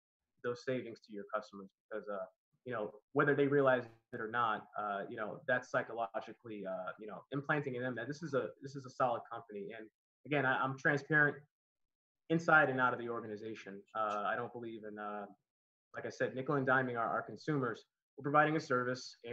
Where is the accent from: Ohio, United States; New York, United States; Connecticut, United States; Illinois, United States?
Connecticut, United States; moved away as an adult; also born or lived in Miami / Old San Juan, Puerto Rico; now in Los Angeles, United States; I'm originally from Connecticut, and I moved to Miami. I've been there almost 11 years